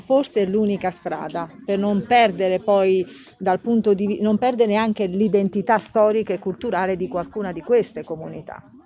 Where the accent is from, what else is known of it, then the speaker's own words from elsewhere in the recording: Muro Lucano, Basilicata, Italy; moved away as an adult; now in Tito, Italy; Io sono di Muro Lucano eh, però vivo a Tito da, da poco tempo